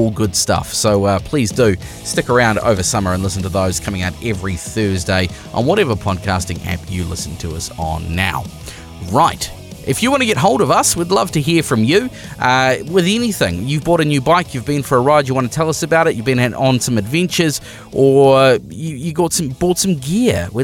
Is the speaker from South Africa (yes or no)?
no; New Zealand; We are a Kiwi motorcycling podcast made by Kiwi Riders for Kiwi Riders